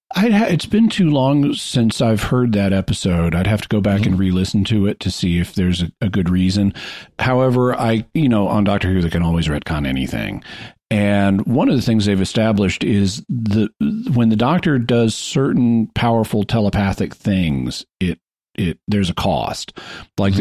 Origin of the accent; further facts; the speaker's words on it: Fayetteville, Arkansas, United States; Fayetteville, Arkansas, where I, my hometown